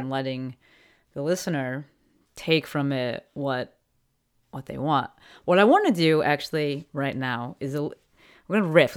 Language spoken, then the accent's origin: English; East Coast, United States; moved away; we're both from the East Coast